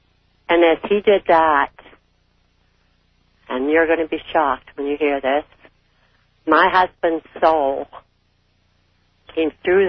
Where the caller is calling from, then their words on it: Canada; I'm calling from Canada.